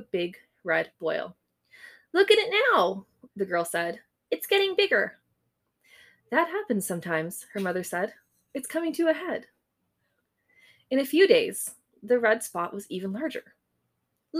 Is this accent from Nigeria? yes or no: no; Canada; we're Canadian